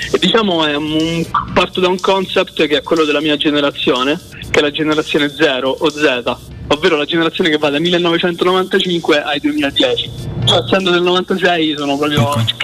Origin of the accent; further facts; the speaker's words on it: Tarquinia, Lazio, Italy; Io sono di Tarquinia, vicinissimo a Roma.